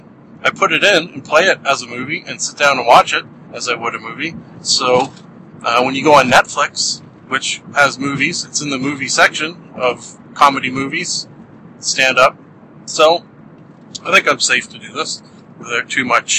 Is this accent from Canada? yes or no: yes; Canada; being a Canadian